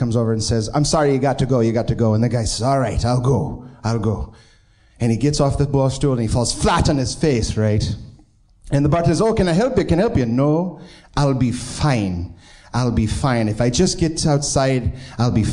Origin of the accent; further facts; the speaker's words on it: Binghamton, New York, United States; now in Pittsburgh, United States; Originally, I'm from Binghamton, New York, but now I live in Pittsburgh